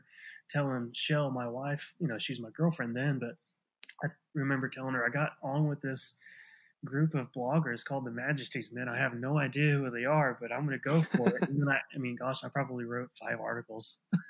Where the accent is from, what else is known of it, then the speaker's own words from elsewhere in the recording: Ada, Oklahoma, United States; I was born and raised in Ada, Oklahoma. It's a small town of about probably 18,000 people, but it's also a college town. So 9 months out of the year, we've probably got closer to 23,000 people here.